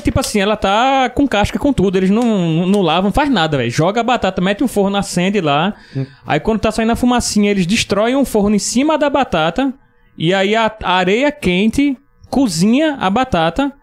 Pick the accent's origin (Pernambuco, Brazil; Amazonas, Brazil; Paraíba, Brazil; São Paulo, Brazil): Pernambuco, Brazil; Recife; moved away; also born or lived in Cusco, Peru; saí de Recife